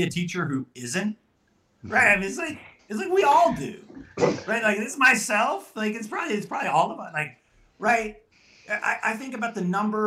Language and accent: English; Southwest, United States; I'm from the Southwest here